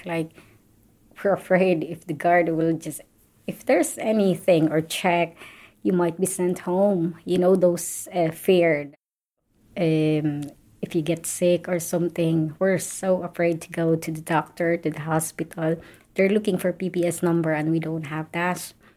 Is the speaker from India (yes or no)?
no; Philippines; moved away as an adult; now in Ireland; I'm originally from the Philippines. I'm living and working in Ireland for over 15 years now